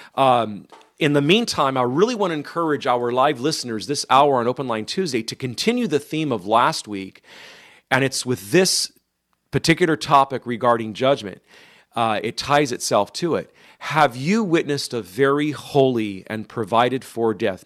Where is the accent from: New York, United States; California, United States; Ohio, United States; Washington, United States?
California, United States; Modesto; moved away; my hometown of Modesto